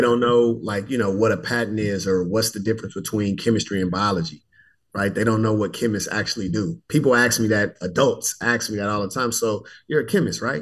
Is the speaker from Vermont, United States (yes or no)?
no; Richmond, California, United States; moved away as an adult; also born or lived in Fresno, California / Tuskegee, Alabama; I hail from Richmond, California, born and raised in the heart of the San Francisco Bay Area